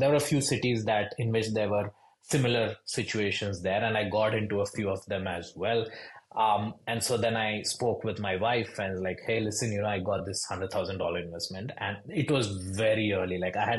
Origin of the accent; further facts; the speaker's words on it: India; English is a second language; moved away as an adult; also born or lived in Boston; now in Louisville, United States; So I am a first generation immigrant. So I moved from India to Boston to do my schooling over there, most specifically my MBA.